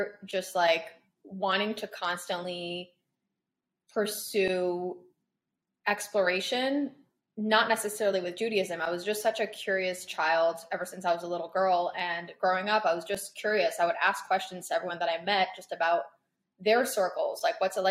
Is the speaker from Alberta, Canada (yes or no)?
no; Toronto, Ontario, Canada; moved away as an adult; also born or lived in Paris, France / Crown Heights, New York; now in New Jersey, United States; I was born in Paris. I was raised there until I was 10 years old. Mm-hmm. Then I grew up in Toronto majority of my life. I went to high school there